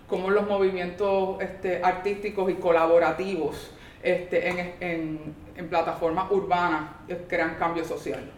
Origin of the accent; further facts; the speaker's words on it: San Juan, Puerto Rico; moved away as an adult; also born or lived in Quebec, Canada; now in New York, United States; yo era santarricense. Ah. Este, yo, yo me, yo, o técnicamente del barrio Blondet, que es la coyuntura. Y, este, y, o sea, me crié ahí en Río Piedra